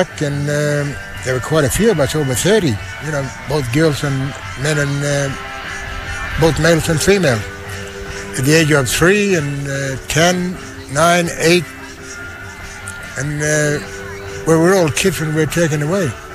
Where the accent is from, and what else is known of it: Beagle Bay, Western Australia, Australia; born or raised there; also born or lived in Halls Creek, Western Australia